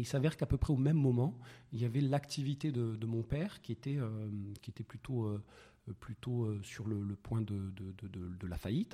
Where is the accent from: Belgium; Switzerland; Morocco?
Morocco; Meknes, Fès-Meknès; moved away as an adult; Je suis né à Meknes. Euh, j'ai grandi à Meknes, donc né à Meknes jusqu'au bac.